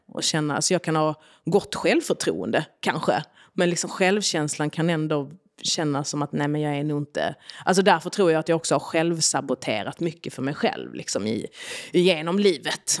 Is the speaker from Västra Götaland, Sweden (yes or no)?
no; Arlöv, Skåne, Sweden; also born or lived in Yugoslavia; Så jag är uppväxt i Arlöv utanför Malmö i en liten familj.